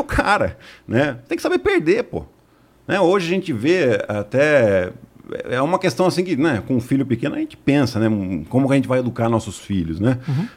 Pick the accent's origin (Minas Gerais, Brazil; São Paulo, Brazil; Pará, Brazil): São Paulo, Brazil; Piracicaba; sou de Piracicaba, do interior de São Paulo